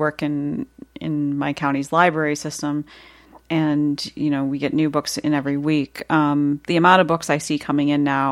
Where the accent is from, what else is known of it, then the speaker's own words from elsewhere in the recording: Canada; accent: Canadian; my Canadian accent's